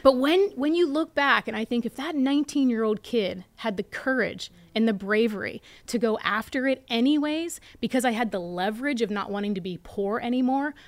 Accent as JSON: {"language": "English", "town": "Latrobe", "region": "Pennsylvania", "country": "United States", "tie": "born or raised there", "said": "I pitched in front of a bunch of educated people at Saint Vincent College in my hometown"}